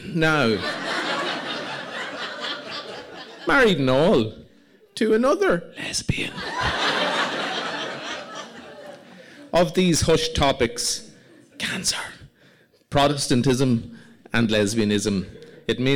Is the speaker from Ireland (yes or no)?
yes; Monaghan, Ulster, Ireland; also born or lived in Belfast